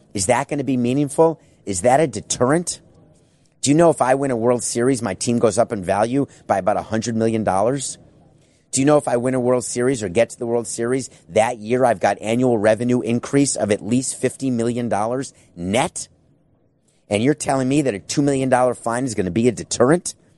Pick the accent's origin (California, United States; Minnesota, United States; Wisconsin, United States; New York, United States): Wisconsin, United States; Milwaukee; now in Fort Lauderdale, United States; I was born in Milwaukee